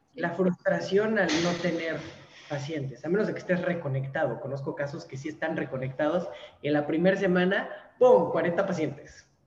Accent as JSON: {"language": "Spanish", "region": "Mexico City", "country": "Mexico", "moved": "as an adult", "lives_now": "Mérida, Mexico", "said": "Yo soy de la Ciudad de México"}